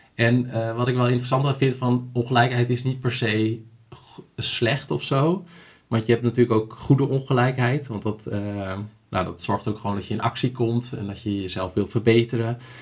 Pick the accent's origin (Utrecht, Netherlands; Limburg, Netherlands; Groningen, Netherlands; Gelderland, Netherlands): Groningen, Netherlands; Sappemeer; also born or lived in Hoogezand; En ik ben opgegroeid in, eh, in Sappemeer, geboren in Hoge Zand